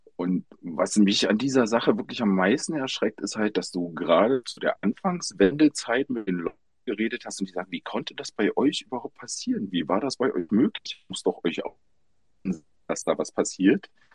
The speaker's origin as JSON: {"language": "German", "area": "GDR", "region": "East Germany", "country": "Germany", "tie": "born or raised there", "said": "ich bin in der DR groß geworden"}